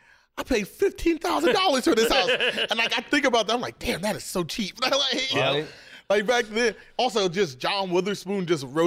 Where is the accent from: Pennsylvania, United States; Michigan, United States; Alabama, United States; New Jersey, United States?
Michigan, United States; Detroit; now in San Diego, United States; I grew up in Detroit.